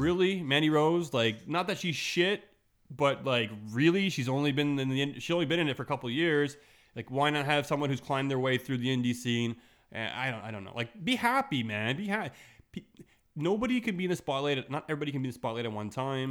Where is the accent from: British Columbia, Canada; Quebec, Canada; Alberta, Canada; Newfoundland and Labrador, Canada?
Quebec, Canada; Montreal; I'm from Montreal